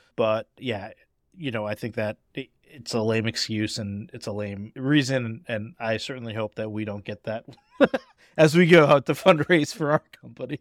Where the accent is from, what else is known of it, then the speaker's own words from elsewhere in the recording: Boston, Massachusetts, United States; I grew up in Boston.